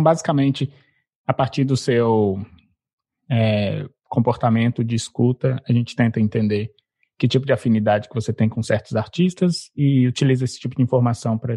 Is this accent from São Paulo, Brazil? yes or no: no; Belo Horizonte, Minas Gerais, Brazil; moved away; sou nascido em Belo Horizonte. Eu nasci e cresci em Belo Horizonte, estudei em Belo Horizonte. Atualmente eu moro fora do Brasil